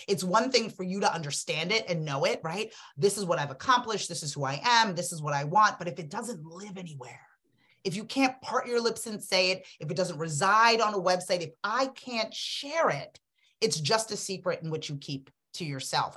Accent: Freetown, Western Area, Sierra Leone; now in United States; I was born in Freetown, Sierra Leone, West Africa. Um, I'm an immigrant

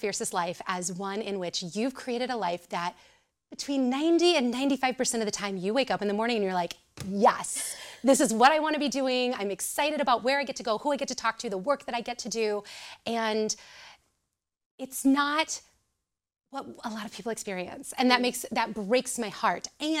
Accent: Southern Illinois, United States; moved away as an adult; now in Champaign, United States; I am originally from Southern Illinois. So I came up here. I think this is an age-old story, right? Come up here to go to the University of Illinois

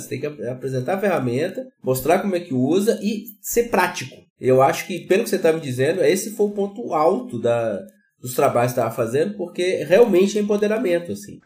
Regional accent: Minas Gerais, Brazil; now in Rio Grande do Sul, Brazil; eu sou de Minas, moro no Rio Grande do Sul

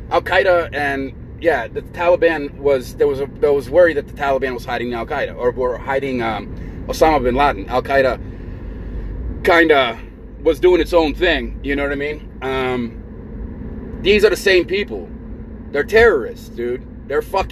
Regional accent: United States; as American people

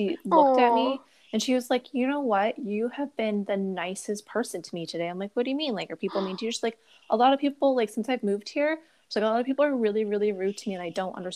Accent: Brampton, Ontario, Canada; now in Niagara region, Canada; I grew up in Brampton

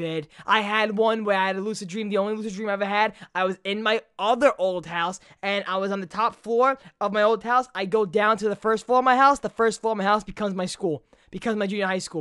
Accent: New York City, New York, United States; Growing up in Brooklyn

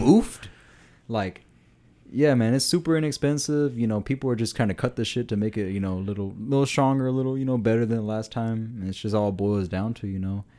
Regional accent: Denton County, Texas, United States; that was in my hometown

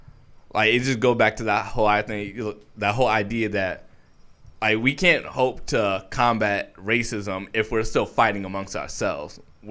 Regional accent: New York, United States; moved away; I'm originally from New York

